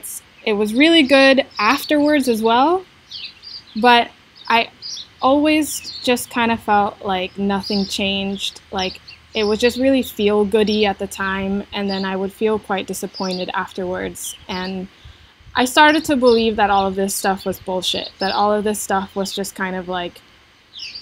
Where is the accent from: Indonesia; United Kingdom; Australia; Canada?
Indonesia; moved away as an adult; also born or lived in United States; I was born and raised in Indonesia to an Indonesian mother and an American father.